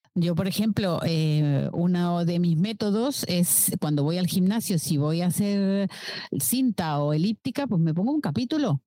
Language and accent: Spanish; Uruguay; moved away as an adult; now in Barcelona, Spain; vivo en Barcelona hace 15 años, nací en Uruguay